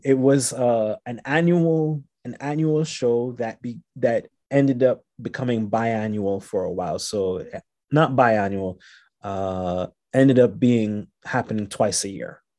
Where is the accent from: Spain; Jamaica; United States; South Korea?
Jamaica; moved away as an adult; also born or lived in Montreal, Canada / Haiti; now in Canada; I was born in Canada. I was raised in Jamaica and Haiti.